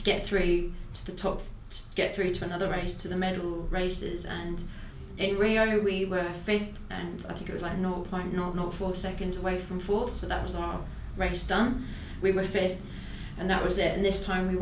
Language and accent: English; Ireland; I'm an Irish paracyclist.